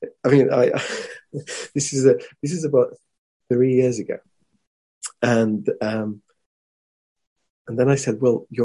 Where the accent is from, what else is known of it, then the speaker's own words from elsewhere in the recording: Morocco; I come from Morocco. We were colonized by the French